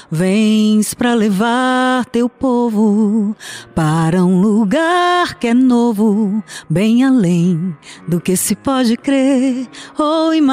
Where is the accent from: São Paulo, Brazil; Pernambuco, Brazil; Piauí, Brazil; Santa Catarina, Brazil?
Piauí, Brazil; Teresina; eu sou de Teresina, Piauí, né? a nosso Nordeste.